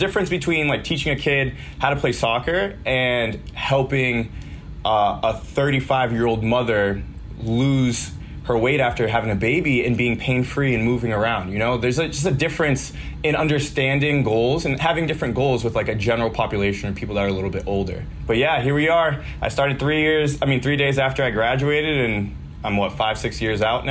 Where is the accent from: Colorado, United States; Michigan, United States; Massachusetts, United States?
Massachusetts, United States; Milford; I'm from Milford, Mass, which is Central Mass